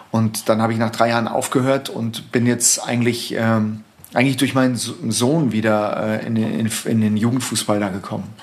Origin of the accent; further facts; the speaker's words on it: Saarbrücken, Saarland, Germany; moved away as an adult; zum ersten FC Saarbrücken gewechselt äh, in meiner alten Heimatstadt